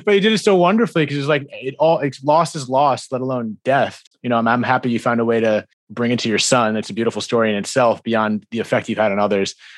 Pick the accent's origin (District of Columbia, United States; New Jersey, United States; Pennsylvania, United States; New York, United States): New Jersey, United States; I'm from, I'm from Jersey and East Coast